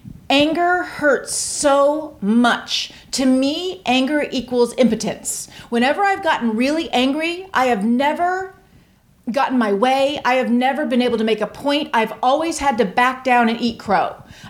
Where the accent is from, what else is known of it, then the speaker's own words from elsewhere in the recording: Tampa, Florida, United States; In Tampa, Florida.